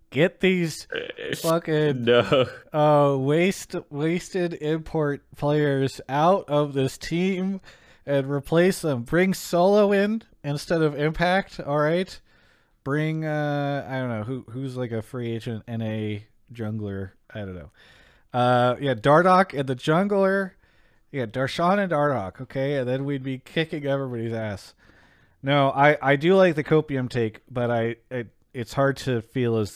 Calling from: Denver, Colorado, United States; calling in from Denver, Colorado.

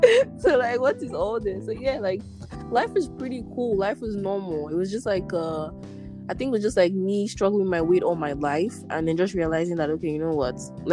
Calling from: Ottawa, Ontario, Canada; I'm podcasting from Ottawa, Canada.

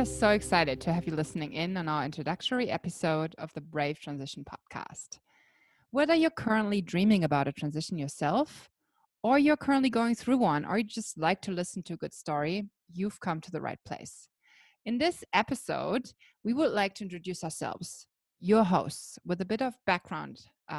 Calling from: Blue Mountains, New South Wales, Australia; I'm calling in from the beautiful Blue Mountains in Australia.

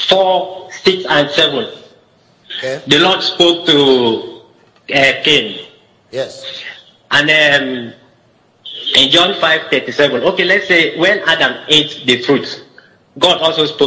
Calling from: Uyo, Akwa Ibom, Nigeria; I'm calling from Uyo.

